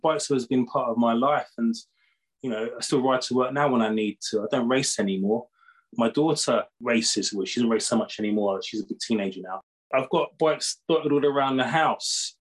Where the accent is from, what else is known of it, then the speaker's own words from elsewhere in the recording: United Kingdom; I'm from Great Britain